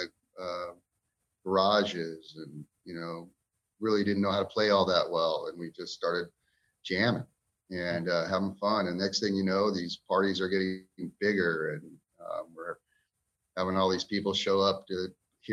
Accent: Ventura, California, United States; moved away as an adult; also born or lived in Kern River area, California; growing up in Ventura, California

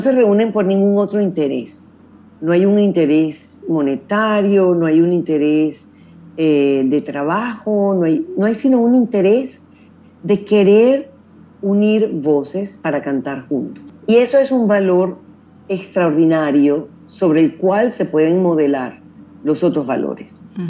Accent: Venezuela; existieron también otras fundaciones eh, en mi país, la Fundación Vinicio Dames

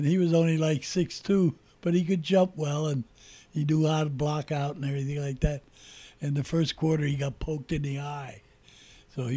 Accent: Allentown, Pennsylvania, United States; moved away as an adult; now in Pottsville, United States; We grew up in Allentown

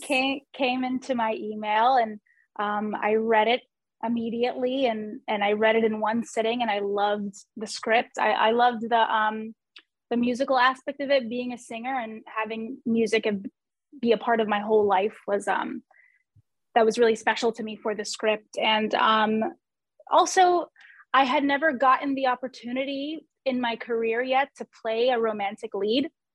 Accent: New York, United States; I'm born and raised in New York. I'm still here in New York

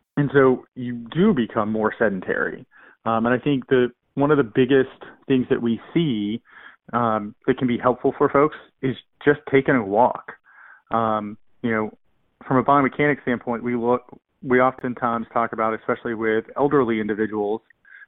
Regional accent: Virginia, United States; I grew up in a rural part of Virginia

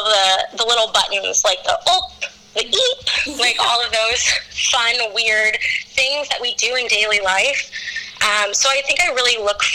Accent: Chicago, Illinois, United States; moved away; I'm from Chicago

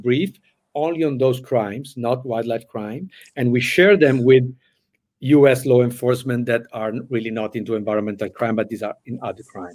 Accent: Italy; moved away; I came from Italy

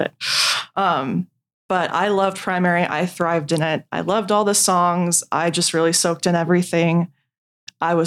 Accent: Westminster, California, United States; I grew up in Orange County, California. I am from a city called Westminster

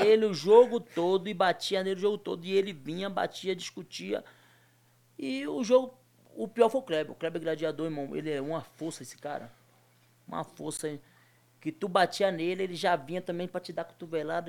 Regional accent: Muniz Ferreira, Bahia, Brazil; moved away; also born or lived in Nazaré das Farinhas; eu convivi a minha infância toda em Muniz Ferreira

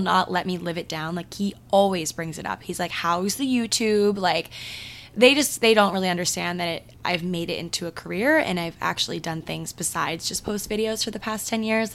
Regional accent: Maryland, United States; moved away; my hometown in Maryland

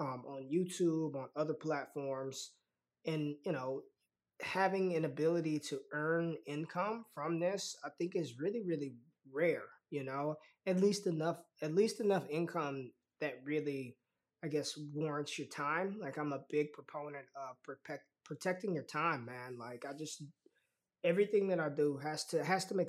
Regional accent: Las Vegas, Nevada, United States; I'm from Vegas, so it runs in my veins already

